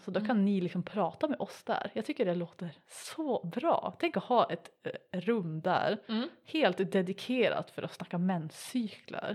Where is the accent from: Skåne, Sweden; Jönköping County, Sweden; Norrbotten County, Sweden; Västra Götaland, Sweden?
Norrbotten County, Sweden; Piteå; accent: Norrland dialect; jag kommer från Piteå, om det inte hörs